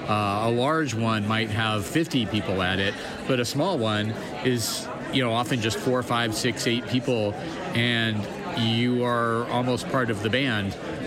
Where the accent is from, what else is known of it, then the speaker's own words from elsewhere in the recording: Albuquerque, New Mexico, United States; I am from Albuquerque, New Mexico, in the United States.